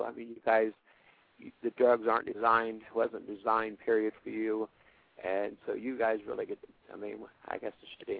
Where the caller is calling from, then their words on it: Ohio, United States; from Ohio.